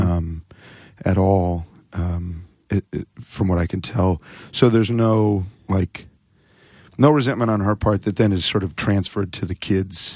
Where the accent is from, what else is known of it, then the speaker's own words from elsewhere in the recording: Phoenix, Arizona, United States; now in Seattle, United States; Phoenix, but I've lived in Seattle for twenty-two years